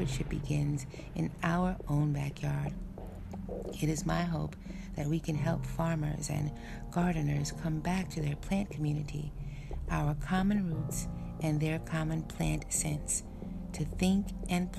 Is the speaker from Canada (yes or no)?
no; Frederiksted, St. Croix, U.S. Virgin Islands; In Frederiksted, St. Croix, the town where I'm from